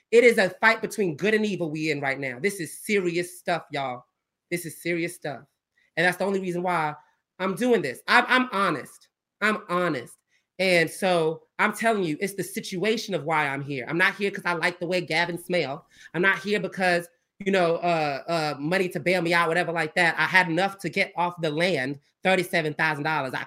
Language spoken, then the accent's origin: English; Georgia, United States; I'm from the South. I'm from Georgia. Country, like, you know, we country down here, we Southern.